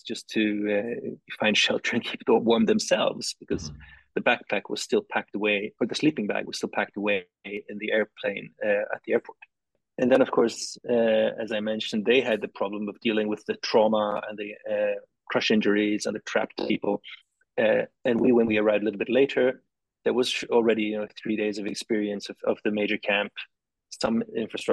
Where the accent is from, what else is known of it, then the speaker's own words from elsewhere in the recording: Tokyo, Japan; I grew up in Tokyo.